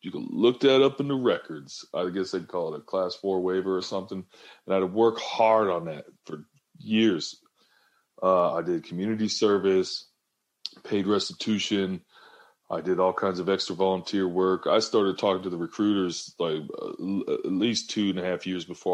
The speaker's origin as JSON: {"language": "English", "town": "Seattle", "region": "Washington", "country": "United States", "tie": "born or raised there"}